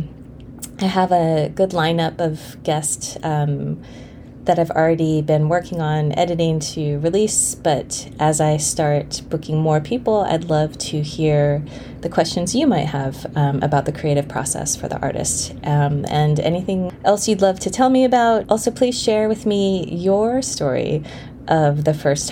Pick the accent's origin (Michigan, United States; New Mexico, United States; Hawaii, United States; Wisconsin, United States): Hawaii, United States; Honolulu; I grew up in Hawaii. We moved there when I was 5